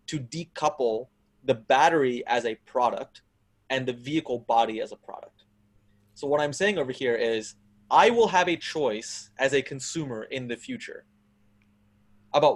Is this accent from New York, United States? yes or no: no; Texas, United States; Texas, my home state